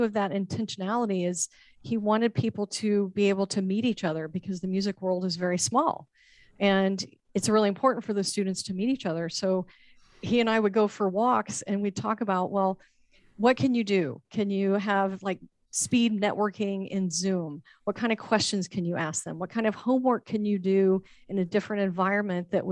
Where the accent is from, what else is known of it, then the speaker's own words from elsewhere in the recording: Texas, United States; moved away as an adult; now in Florida, United States; my home state of Texas